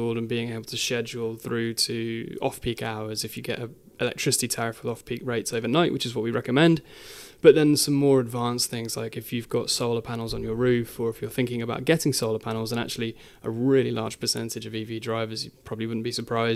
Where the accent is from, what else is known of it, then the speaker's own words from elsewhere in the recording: Midlands, United Kingdom; I was born and raised in the Midlands